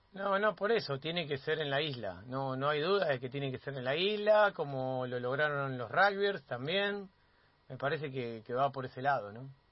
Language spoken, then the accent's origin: Spanish; Argentina; como argentino, como argentina